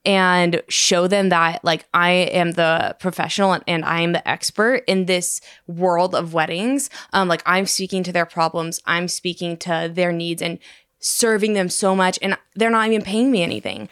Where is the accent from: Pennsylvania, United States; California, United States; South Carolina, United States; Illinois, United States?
California, United States; Sacramento; I'm from Sacramento. I actually live fifteen minutes from Joe and Christy